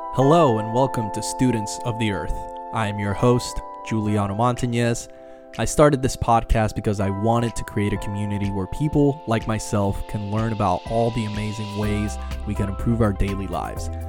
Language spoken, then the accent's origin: English; Puerto Rico; now in Florida, United States; where I grew up in Puerto Rico